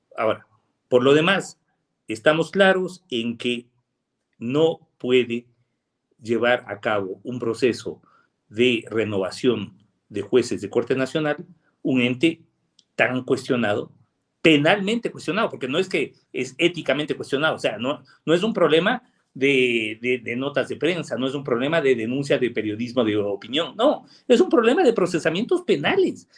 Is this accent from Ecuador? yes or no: yes; Riobamba, Chimborazo, Ecuador; yo soy de Chimborazo y soy de Riobamba